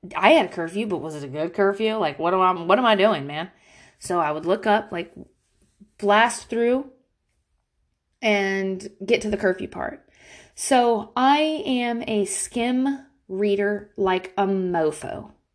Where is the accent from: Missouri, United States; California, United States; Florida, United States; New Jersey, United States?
Florida, United States; Pensacola; accent: frat boy from Florida; moved away; I am from Pensacola, Florida. I hung out with only dudes in high school